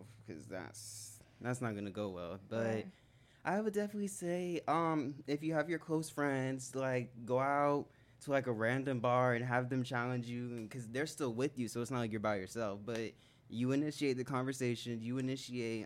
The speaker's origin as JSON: {"language": "English", "town": "Wellington", "region": "Florida", "country": "United States", "said": "I'm from Wellington."}